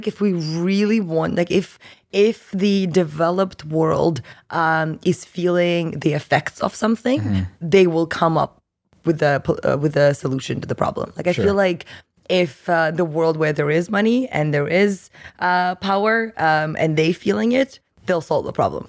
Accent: Russia; also born or lived in Toronto, Canada; now in Vancouver, Canada; I'm from Russia

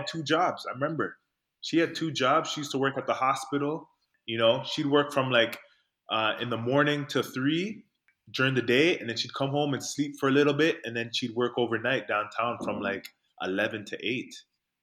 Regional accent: Toronto, Ontario, Canada; also born or lived in North York; I grew up in Rexdale. I think I was in grade 2 where I moved from North York, and I moved to Rexdale, which is where I spent most of the years growing up.

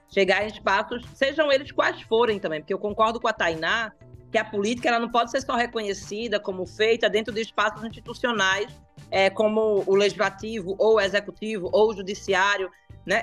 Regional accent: Pernambuco, Brazil; eu sou pernambucana

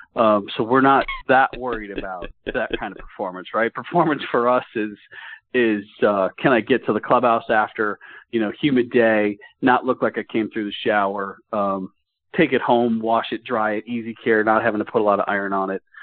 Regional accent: Dallas, Texas, United States; my time growing up in the Dallas area

